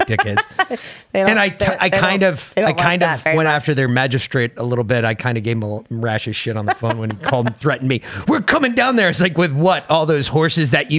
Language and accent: English; United States; I'm from America